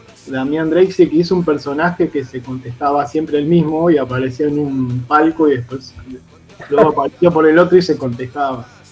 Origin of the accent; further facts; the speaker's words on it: Buenos Aires, Argentina; also born or lived in Palermo, Buenos Aires; yo soy de Villaluro, vivo en Palermo, pero la casa de mi vieja es en Villaluro, que es un barrio, para el que no sepa, ahí en Mendoza, entre Liniers y Floresta, del oeste de Capital